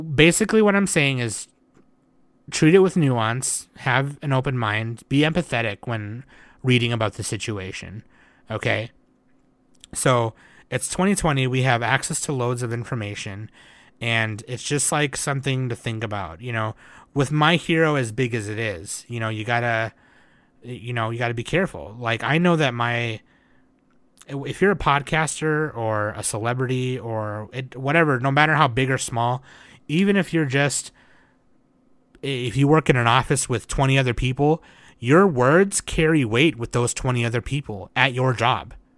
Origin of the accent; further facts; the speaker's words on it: United States; me being an American